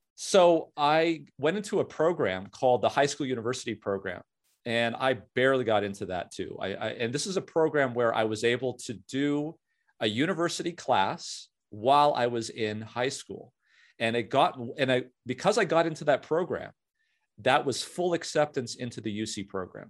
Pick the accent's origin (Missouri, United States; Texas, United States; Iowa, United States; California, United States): California, United States; Southern; also born or lived in Canada; a beautiful town in Southern California, uh, had a very old high school, very, uh, lot of tradition. And the, the, about a thousand kids in my high school class